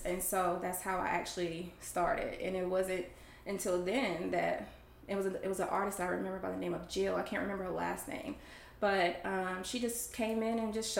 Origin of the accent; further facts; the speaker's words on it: Rockingham, North Carolina, United States; originally, I am from Rockingham, North Carolina